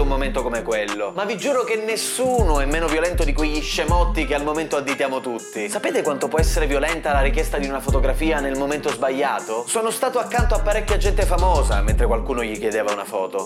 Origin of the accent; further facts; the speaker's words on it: Palermo, Sicily, Italy; d'ordinanza in quanto palermitano